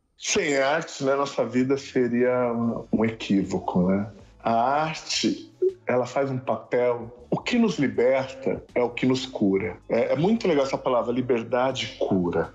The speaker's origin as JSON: {"language": "Portuguese", "region": "São Paulo", "country": "Brazil", "tie": "born or raised there", "said": "Eu moro ainda no lugar onde eu nasci, que é a Vila Inhocuné"}